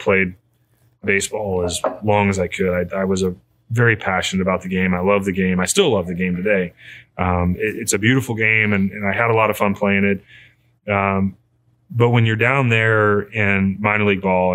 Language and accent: English; Godfrey, Illinois, United States; moved away as an adult; also born or lived in Texas / Ohio; Born and raised here in the Riverbend, born and raised in Godfrey, Illinois